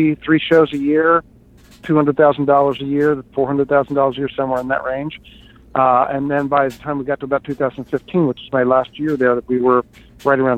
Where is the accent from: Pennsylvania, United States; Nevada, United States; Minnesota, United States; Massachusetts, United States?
Pennsylvania, United States; Hershey; moved away as an adult; also born or lived in New York; I grew up in Hershey, Pennsylvania